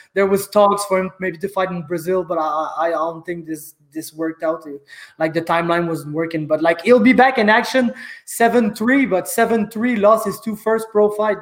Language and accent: English; Saint-Jean-sur-Richelieu, Quebec, Canada; from my hometown of Saint Jean sur Richelieu